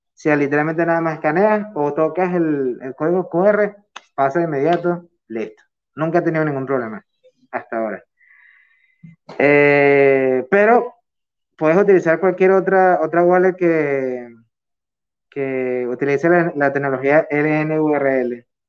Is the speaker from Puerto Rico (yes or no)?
no; Venezuela; moved away as an adult; also born or lived in United Arab Emirates; yo soy de Venezuela